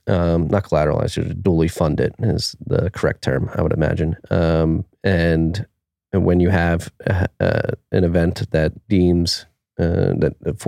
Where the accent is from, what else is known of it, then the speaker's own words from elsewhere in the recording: Philadelphia, Pennsylvania, United States; I have a Philly. I'm from Philly.